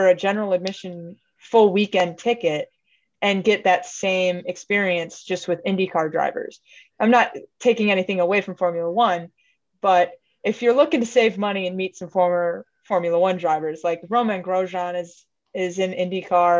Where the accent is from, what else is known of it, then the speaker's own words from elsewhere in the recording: United States; as an American